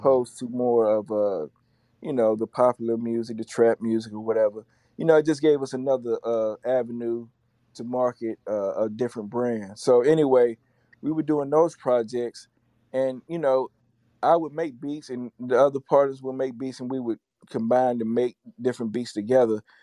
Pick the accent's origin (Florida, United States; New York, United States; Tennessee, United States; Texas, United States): Tennessee, United States; Chattanooga; I hail from Chattanooga, Tennessee.